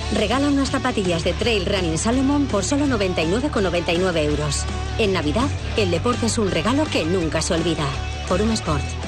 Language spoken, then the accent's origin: Spanish; Asturias, Spain; nuestra identidad como asturianos y asturianas